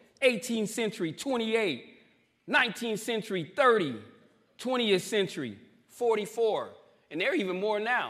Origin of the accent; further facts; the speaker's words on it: Winslow, Arizona, United States; moved away as an adult; also born or lived in Phoenix, Arizona; through my hometown